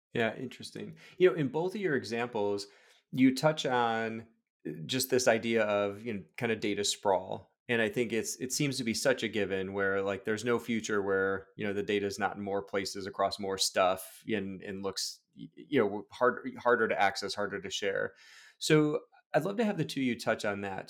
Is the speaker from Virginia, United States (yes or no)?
no; Chicago, Illinois, United States; now in Portland, United States; I'm a Chicagoan, so, like, you grow up just loving baseball, live out here in Portland, Oregon now